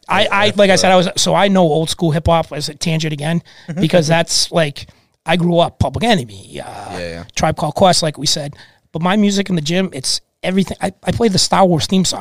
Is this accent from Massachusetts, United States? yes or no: yes; Reading, Massachusetts, United States; I'm from Reading